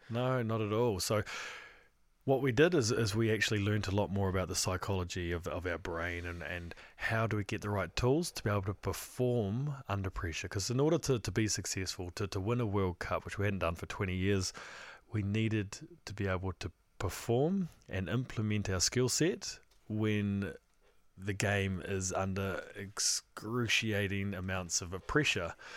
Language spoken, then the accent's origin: English; New Zealand; as New Zealander